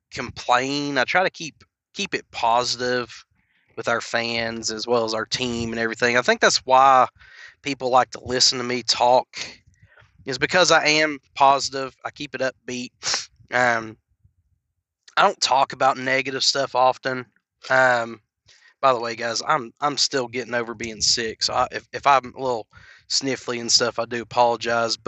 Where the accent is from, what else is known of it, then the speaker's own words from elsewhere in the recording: Knoxville, Tennessee, United States; I was born and raised in Knoxville, Tennessee